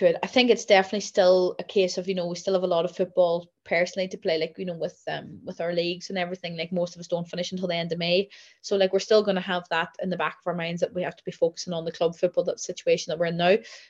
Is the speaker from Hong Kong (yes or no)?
no; Ireland; we're confident, we're Irish, you know, we're always going to have the underdog tag.